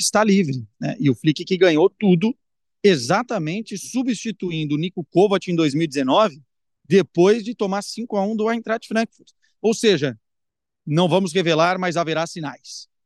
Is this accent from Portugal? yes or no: yes; Porto, Norte, Portugal; moved away; eu volto para minha terra, volto para o Porto